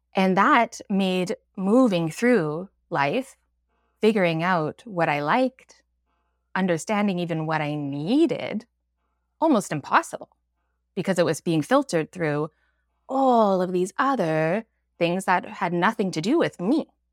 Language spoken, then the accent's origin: English; Alberta, Canada; moved away as an adult; now in Vancouver, Canada; I've lived here for about twenty years, but I grew up in Alberta.